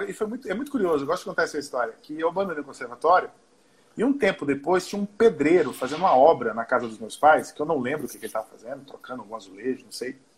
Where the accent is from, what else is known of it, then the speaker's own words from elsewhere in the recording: Recife, Pernambuco, Brazil; also born or lived in Pará / Olinda; Eu nasci em Pernambuco. Ali pelos três anos eu fui para o norte, fui morar, morei três anos no Pará depois eu voltei para Recife e fiquei 11 anos em, em, em, Pernambuco. Eu fiquei lá até os 17.